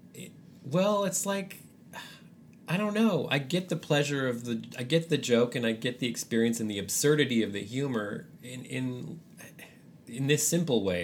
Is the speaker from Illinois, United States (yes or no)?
no; San Francisco, California, United States; now in Austin, United States; I grew up in San Francisco